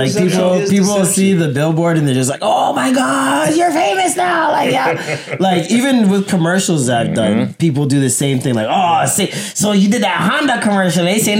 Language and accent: English; Jamaica; he knows I'm Jamaican.